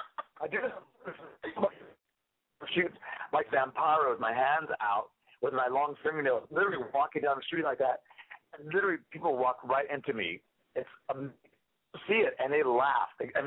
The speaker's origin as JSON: {"language": "English", "region": "New York", "country": "United States", "said": "No. I'm from New York. What are you talking about?"}